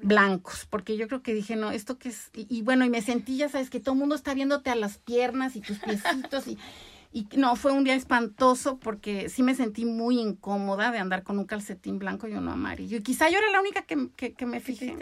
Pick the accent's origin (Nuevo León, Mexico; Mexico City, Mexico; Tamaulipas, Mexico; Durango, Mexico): Mexico City, Mexico; also born or lived in Veracruz; nací en Veracruz y a los seis años nos fuimos a vivir a la Ciudad de México